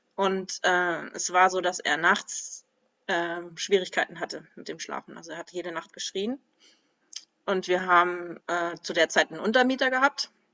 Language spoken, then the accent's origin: German; Kiel, Schleswig-Holstein, Germany; now in Schopfheim, Germany; Ich bin geboren in Kiel im absoluten Norden und jetzt wohne ich im absoluten Süden, in Schopfheim.